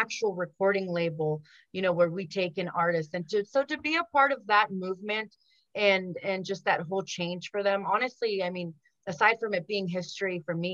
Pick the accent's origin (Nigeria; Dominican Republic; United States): United States; first language Spanish; English is a second language; I'm Mexican American, very, very proud of that. First generation here in the United States.